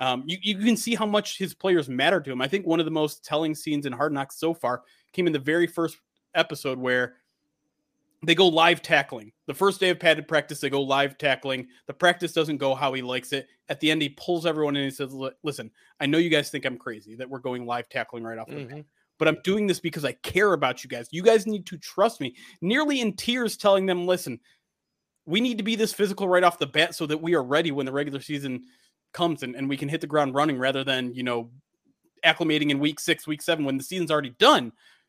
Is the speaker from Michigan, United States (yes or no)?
yes; Detroit, Michigan, United States; I mean, I was born and raised in Michigan in the Detroit metro area. So born and bred, I'm 36 years old now.